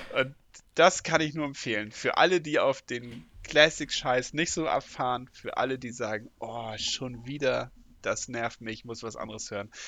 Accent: Northern Germany, Germany; ich als Norddeutscher

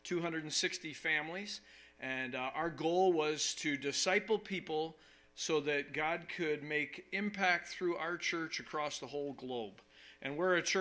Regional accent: New York, United States; now in Wisconsin, United States; I'm from New York

